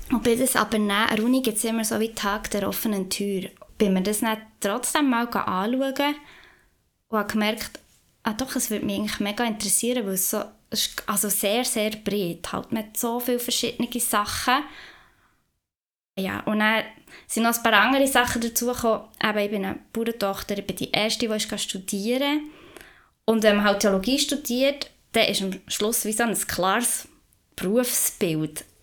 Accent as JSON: {"language": "German", "area": "Upper Emmental", "region": "Bern", "country": "Switzerland", "tie": "born or raised there", "also_born_or_lived": "Lauterbrunnen", "said": "ich komme aus dem Emmental"}